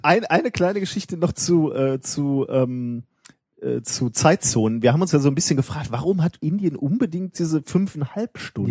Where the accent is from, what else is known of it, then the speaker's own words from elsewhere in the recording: Germany; wenn man als Deutscher im Ausland ist